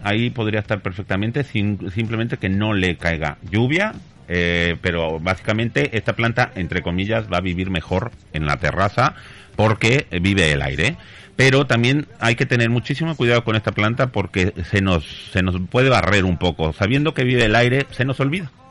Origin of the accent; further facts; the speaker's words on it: Mexico; now in Spain; yo soy mexicano llevo muchos años en España